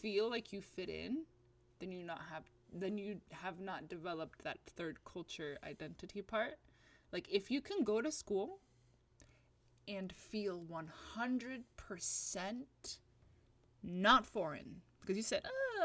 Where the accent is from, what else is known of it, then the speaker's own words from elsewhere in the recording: Atlanta, Georgia, United States; moved away as an adult; now in California, United States; I was born in Atlanta, Georgia.